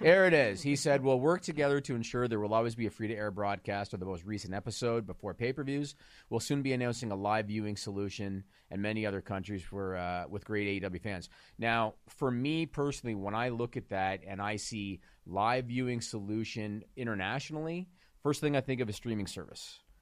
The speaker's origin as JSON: {"language": "English", "country": "Canada", "said": "as a Canadian"}